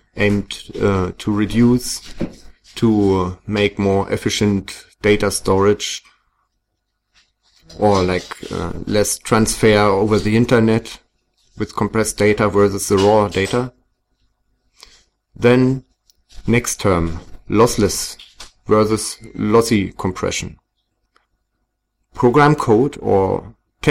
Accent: Berlin, Germany; I come from Berlin in Germany

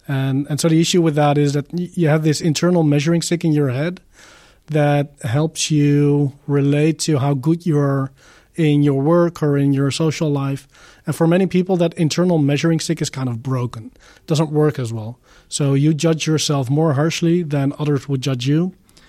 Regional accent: Netherlands; I am from the Netherlands. I live in the region of Eindhoven.

